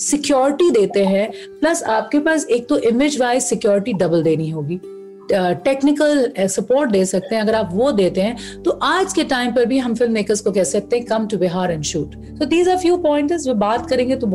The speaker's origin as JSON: {"language": "Hindi", "region": "Bihar", "country": "India", "said": "हम बिहार से आते हैं"}